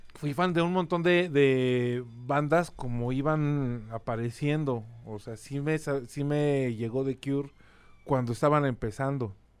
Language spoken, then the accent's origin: Spanish; Mexico City, Mexico; also born or lived in Colonia Condesa, Mexico City / Querétaro; mi familia se mudó a la colonia Nápoles, donde crecí y de donde soy oriundo.